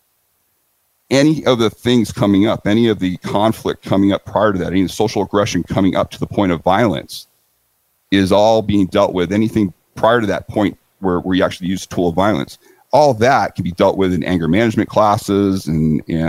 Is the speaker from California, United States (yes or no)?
yes; San Diego, California, United States; I'm feeling very comfortable in San Diego. It's my hometown.